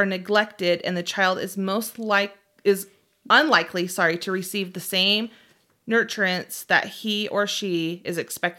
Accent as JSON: {"language": "English", "region": "Utah", "country": "United States", "said": "We, as we've stated, we're from Utah, and there's a large base of the Mormon religion. Probably more, mm-hmm. more than not, people are actively Mormon here."}